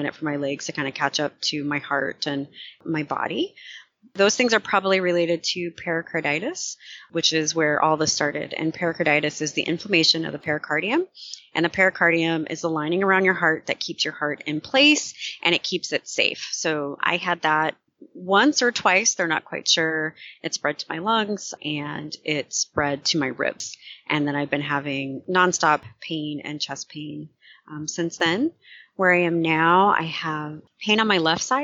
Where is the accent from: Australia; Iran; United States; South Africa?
United States; Sacramento, California; moved away as an adult; now in Oakland, United States; I live in Oakland, California. So I'm actually from Sacramento, California, but I've been in the Bay for 18 years